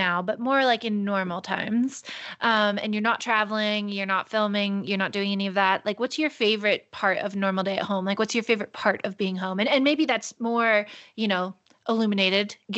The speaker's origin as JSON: {"language": "English", "country": "United States", "said": "I'm from Tahoe"}